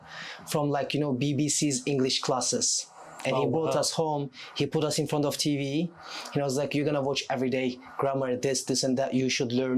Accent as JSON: {"language": "English", "region": "Anatolia", "country": "Turkey", "tie": "born or raised there", "also_born_or_lived": "Istanbul, Turkey / England", "second_language": "English", "moved": "as an adult", "said": "I was born and raised in Istanbul for a while. I lived in Istanbul for 6 years. Then I moved to a city in Anatolia, which was quite a small town"}